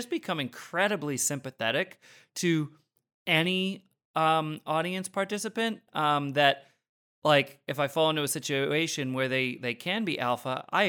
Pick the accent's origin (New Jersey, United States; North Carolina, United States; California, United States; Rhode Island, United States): Rhode Island, United States; like where I grew up in Rhode Island, like I feel like there was a higher than normal ratio of like the kids in my school where it really seemed like their life goal was to be an alpha male.